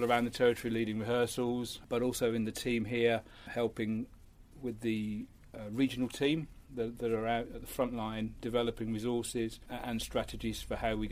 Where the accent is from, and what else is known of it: Birmingham, West Midlands, United Kingdom; born or raised there; also born or lived in Rotherham, South Yorkshire